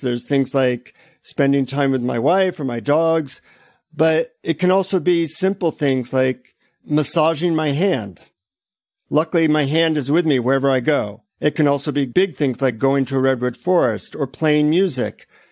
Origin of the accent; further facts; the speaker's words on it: United States; from the United States.